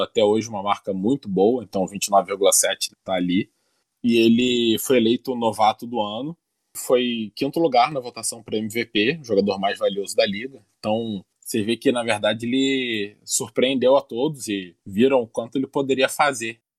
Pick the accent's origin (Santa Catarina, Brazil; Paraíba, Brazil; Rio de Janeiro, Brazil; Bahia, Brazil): Rio de Janeiro, Brazil; Niterói; Niterói, minha cidade natal